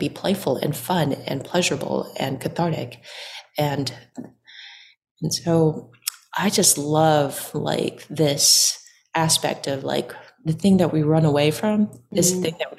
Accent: Orange County, California, United States; I was born and raised in Orange County, and my folks were from Vietnam, and they immigrated here in the 80s.

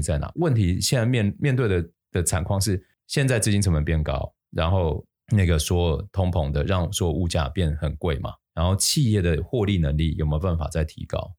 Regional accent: Taiwan; 我们台湾人

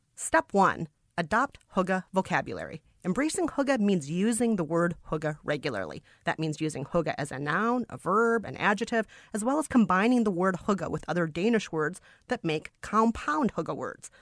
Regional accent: Minnesota, United States; I'm from Minnesota, which is heavily influenced by Scandinavian culture

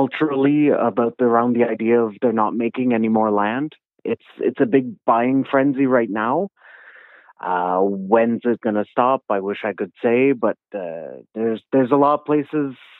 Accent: Ormstown, Quebec, Canada; I'm from Ormstown, Quebec, which is about 45 minutes southwest of Montreal

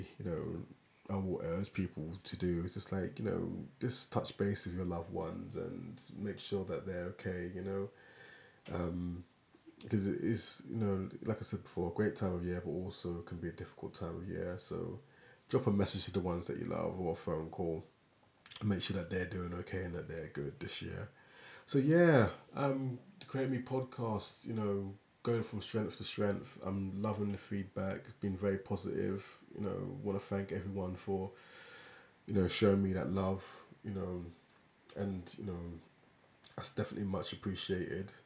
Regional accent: London, United Kingdom; now in Aberdeen, United Kingdom; I'm from London. I'm not a Aberdonian. But, you know, I grew up in West Norwood. It's kind of a borough of Lambeth

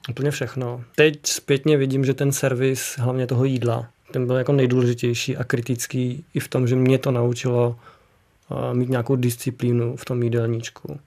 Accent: Kutná Hora, Central Bohemian Region, Czechia; u nás v Kutní hoře

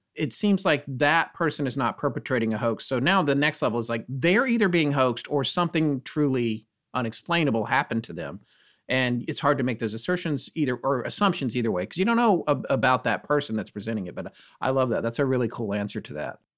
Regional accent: North Carolina, United States; moved away as an adult; also born or lived in New York / Bucks County, Pennsylvania; my wife and I used to live in New York, and we had a place in Bucks County, Pennsylvania, but we're from North Carolina

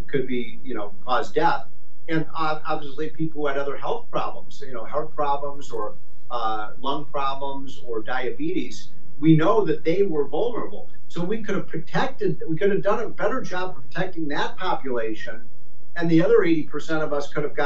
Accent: Chicago, Illinois, United States; I'm from Chicago

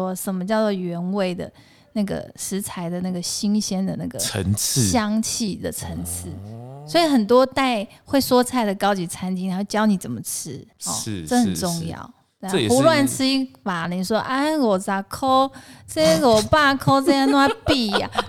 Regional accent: Taoyuan, Taiwan; 哦，我是桃园的眷村出来，我不是台北人呐。

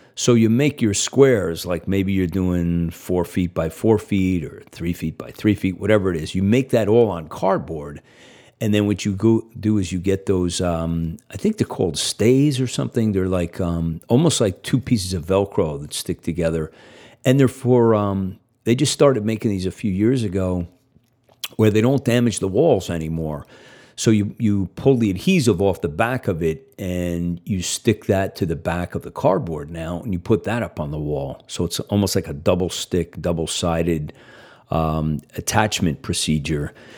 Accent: Northeast, United States; I grew up in the Northeast.

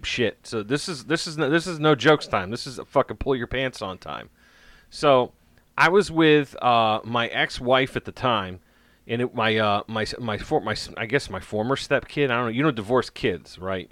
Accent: United States; as an American

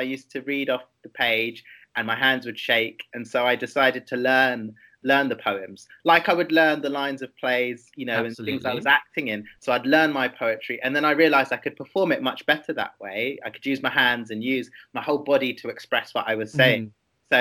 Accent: London, United Kingdom; I'm from London, and I grew up there in northwest London in Wembley, near Wembley Stadium

